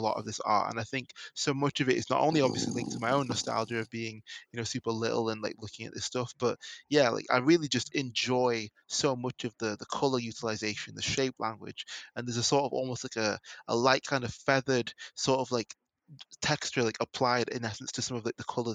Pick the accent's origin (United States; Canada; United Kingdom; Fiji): United Kingdom; England; someone growing up in England